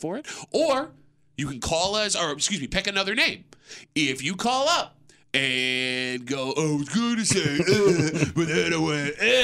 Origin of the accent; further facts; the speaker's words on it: Gates, New York, United States; When I was in high school, we grew up in Gates